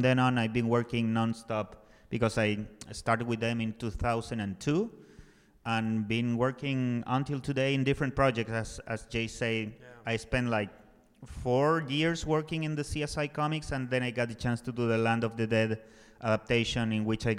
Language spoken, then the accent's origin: English; Santiago, Santiago Metropolitan Region, Chile; I was born and raised and living in Santiago, Chile.